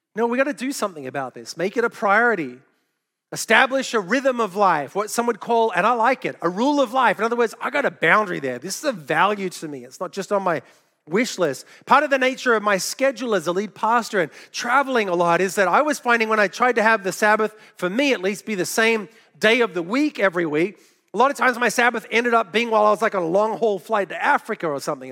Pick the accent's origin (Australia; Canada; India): Australia; moved away; also born or lived in New York City, United States; I grew up in Australia and had never shot a gun until I moved to New York City